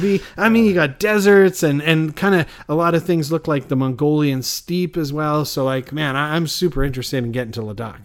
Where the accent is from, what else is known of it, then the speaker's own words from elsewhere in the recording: Canada; I'm Canadian